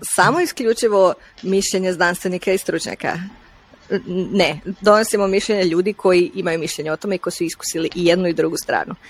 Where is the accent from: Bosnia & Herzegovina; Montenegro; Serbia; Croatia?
Croatia; Stari Grad, Split-Dalmatia County; moved away; djelomično sam odrasla na Hvaru, ali u starom gradu